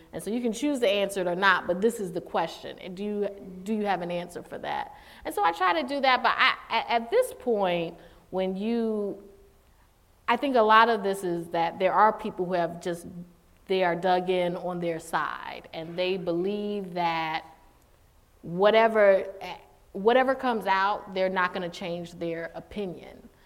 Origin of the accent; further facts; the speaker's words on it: Durham, North Carolina, United States; I grew up in Durham, North Carolina